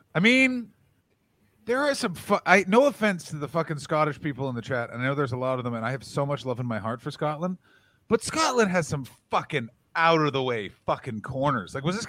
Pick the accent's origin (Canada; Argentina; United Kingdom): Canada; This is why being Canadian is.